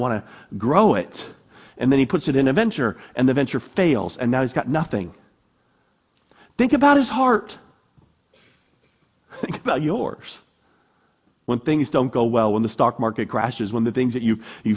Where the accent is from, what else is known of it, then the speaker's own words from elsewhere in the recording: United States; I'm an American.